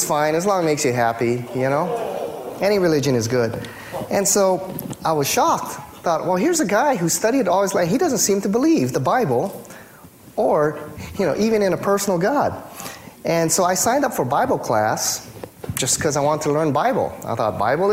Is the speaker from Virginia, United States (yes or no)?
no; Hawaii, United States; I grew up here in Hawaii